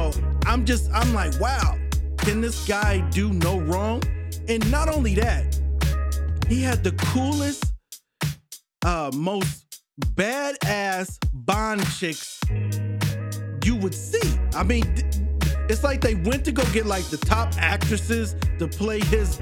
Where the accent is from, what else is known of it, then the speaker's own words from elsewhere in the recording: New Brighton, Minnesota, United States; also born or lived in Fridley, Minnesota; I grew up in Minnesota. I grew up in a place called New Brighton and Fritley.